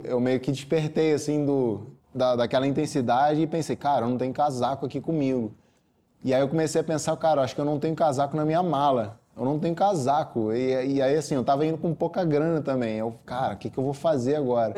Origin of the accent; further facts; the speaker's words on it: Petrópolis, Rio de Janeiro, Brazil; Sou nascido e criado em Petrópolis, nestas mesmas montanhas